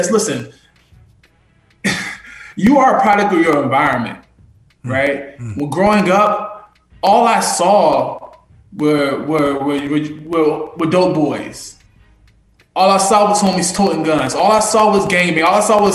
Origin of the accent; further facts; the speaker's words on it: Charlottesville, Virginia, United States; born and raised in Charlottesville, you know, born in Prospect, raised in the county